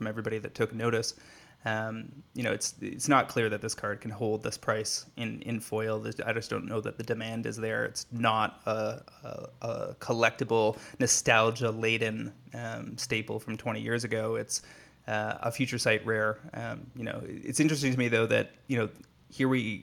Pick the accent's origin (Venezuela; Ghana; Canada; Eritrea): Canada; as a Canadian